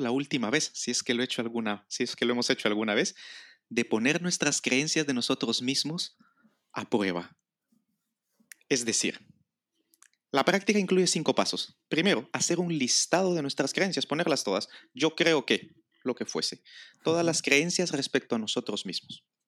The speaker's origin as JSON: {"language": "Spanish", "country": "Guatemala", "tie": "born or raised there", "moved": "yes", "lives_now": "Spain", "said": "yo nací en Guatemala que por lo tanto es mi primera nacionalidad, luego adquirí la nacionalidad española, entonces creo que soy español"}